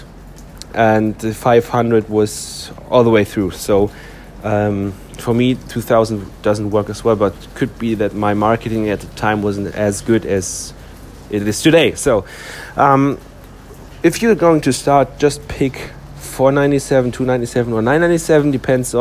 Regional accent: Germany; my home country is Germany

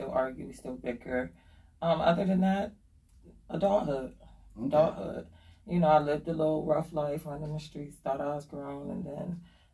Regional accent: Harrisburg, Pennsylvania, United States; My family's from Mississippi. You know, we're rooted from Mississippi. I was raised here.

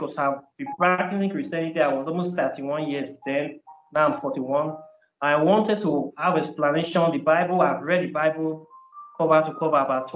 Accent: Nigeria; moved away as an adult; All my life, I grew up in Nigeria. I was up to 31 years

